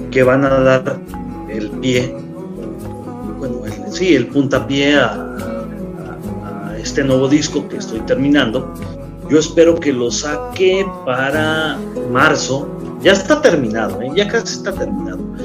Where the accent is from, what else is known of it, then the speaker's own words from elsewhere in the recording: Mexico; tenemos el orgullo de ser mexicanos